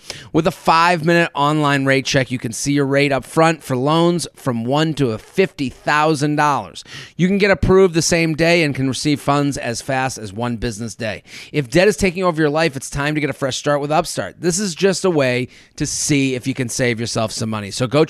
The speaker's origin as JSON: {"language": "English", "town": "Hoboken", "region": "New Jersey", "country": "United States", "said": "He's from the Upper West Side and I'm from Hoboken."}